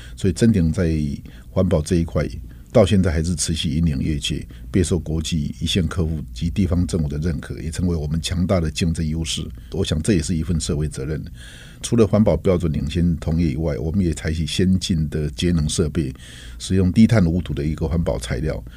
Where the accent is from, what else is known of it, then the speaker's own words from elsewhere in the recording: Taiwan; 台湾这块土地一直对我来说是有着一个深厚的前感，因为毕竟是这一个深厚的长长大的地方